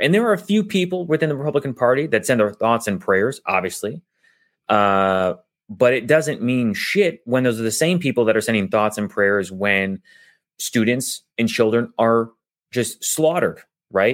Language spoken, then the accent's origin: English; United States; I was born here in the United States